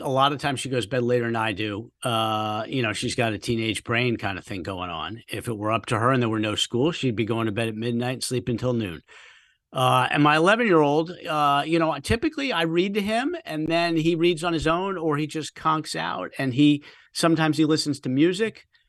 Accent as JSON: {"language": "English", "country": "United States", "tie": "born or raised there", "moved": "yes", "said": "I grew up in the D C suburbs"}